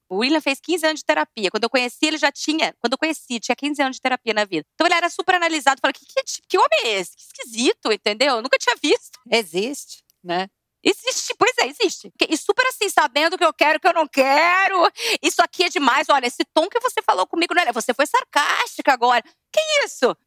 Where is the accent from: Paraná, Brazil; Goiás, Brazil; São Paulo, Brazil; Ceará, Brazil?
São Paulo, Brazil; Vargem Grande do Sul; eu também sou do interior, de Vargem Grande do Sul. Eu, gente, eu era de uma turma lá muito divertida